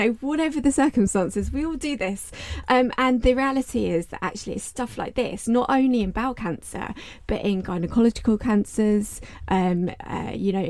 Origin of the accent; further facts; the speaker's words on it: United Kingdom; us as a British reserve